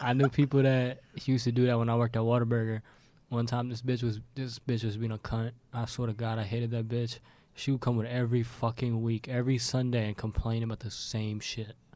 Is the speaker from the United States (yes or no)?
no; Pakistan; I'm Pakistani